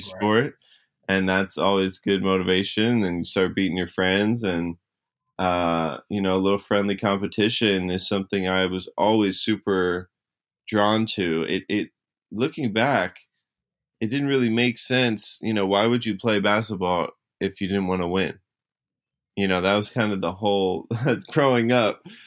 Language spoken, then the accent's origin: English; New Jersey, United States; I was in New Jersey. That's where I grew up